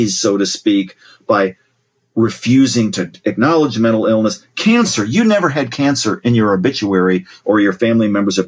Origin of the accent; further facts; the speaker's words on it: Columbus, Ohio, United States; my sister and I growing up in Ohio, Columbus, Ohio